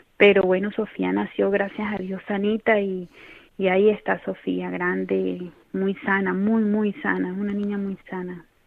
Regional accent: Colombia; moved away as an adult; also born or lived in Ecuador; now in Cáceres, Spain; Somos natural de, de Colombia, yo migré, eh, bueno, migramos a, Colombia, a Ecuador, vivimos en Ecuador eh, más o menos entre 8 o 10 años

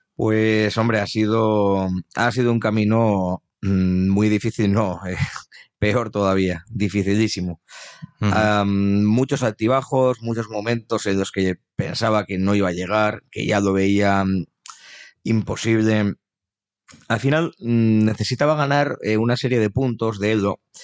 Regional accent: Navarre, Spain; nos suelen preguntar a los navarros

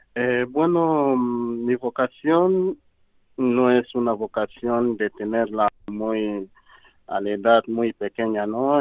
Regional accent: DR Congo; Spanish is a second language; moved away as an adult; also born or lived in Cameroon / Equatorial Guinea; soy de la República Democrática del Congo

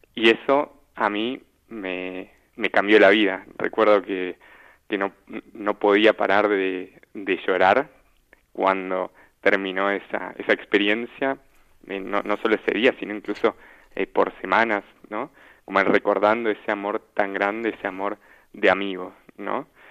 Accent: Argentina; now in Wiesbaden, Germany; soy argentino

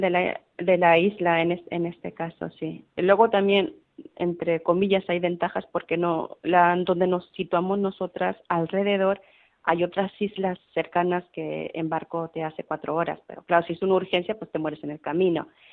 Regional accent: León, Guanajuato, Mexico; moved away as an adult; also born or lived in Madrid, Spain / Ciudad Real, Spain / Bilbao, Spain; now in Larantuka, Indonesia; en mi pueblo, en mi querido León, Guanajuato, donde yo soy, soy mexicana

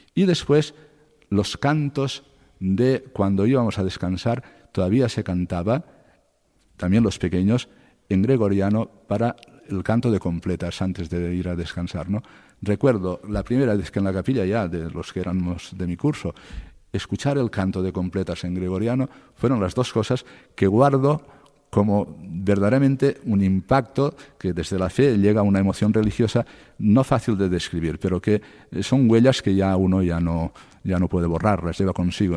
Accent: Cocentaina, Valencian Community, Spain; born or raised there; moved away as an adult; also born or lived in Castellón / Murcia; now in Alcalá de Henares, Spain

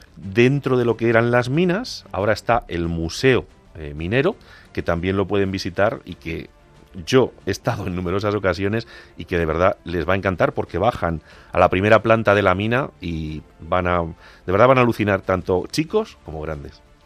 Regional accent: Agudo, Castilla-La Mancha, Spain; Almadén es la capital de la comarca donde está mi pueblo, donde está Agudo

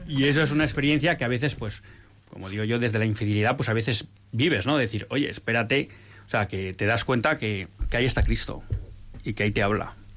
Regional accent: Bilbao, Basque Country, Spain; moved away as an adult; ya he dicho que soy de Bilbao, entonces yo más o menos hasta los, nunca sé muy bien, pero hasta los 33, 34 vivo en Bilbao

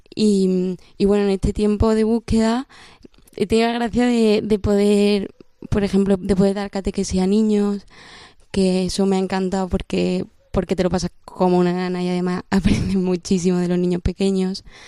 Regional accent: Córdoba, Andalusia, Spain; tengo 21 años y soy de Córdoba

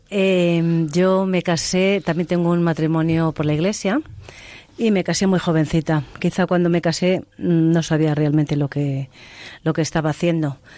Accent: Castile and León, Spain; en mi pueblo.

